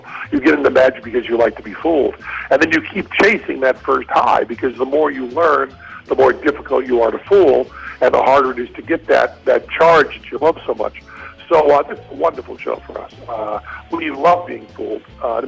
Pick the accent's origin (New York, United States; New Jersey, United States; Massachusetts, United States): Massachusetts, United States; Western; now in Las Vegas, United States; I'm from Western Massachusetts